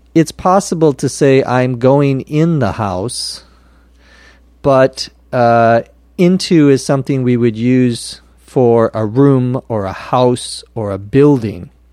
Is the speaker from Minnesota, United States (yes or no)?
yes; Minnesota, United States; now in Los Angeles, United States; the state of Minnesota, my home state where I was born